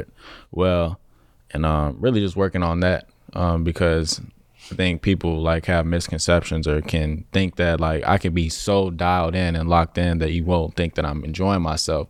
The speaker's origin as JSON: {"language": "English", "town": "Chicago", "region": "Illinois", "country": "United States", "tie": "born or raised there", "moved": "as an adult", "lives_now": "Los Angeles, United States", "said": "growing up in Chicago or any, like, surrounding area"}